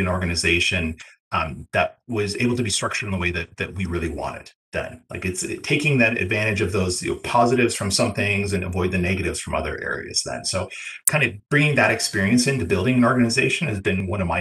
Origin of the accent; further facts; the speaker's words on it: Ontario, Canada; being from Ontario, where I am